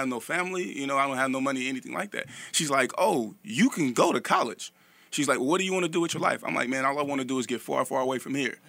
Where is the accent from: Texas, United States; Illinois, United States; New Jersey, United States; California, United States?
California, United States; Vallejo; I'm from Vallejo, California